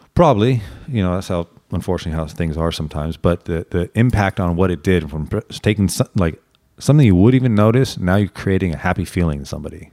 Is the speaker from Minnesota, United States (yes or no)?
no; Santa Monica, California, United States; I was born and raised and now work in Santa Monica